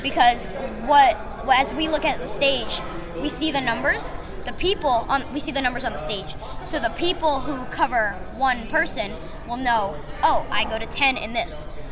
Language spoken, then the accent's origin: English; Hudson Valley, New York, United States; I'm from the Hudson Valley of New York.